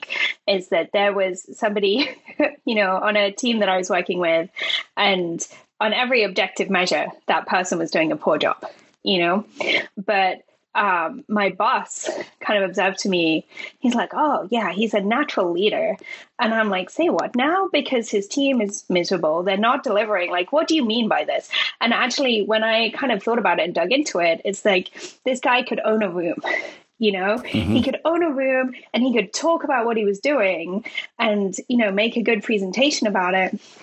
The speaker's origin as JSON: {"language": "English", "town": "Leicester", "region": "East Midlands", "country": "United Kingdom", "moved": "as an adult", "lives_now": "Cork, Ireland", "said": "I'm from not London, for your American listeners. For Europeans, I'm from a place called Leicester"}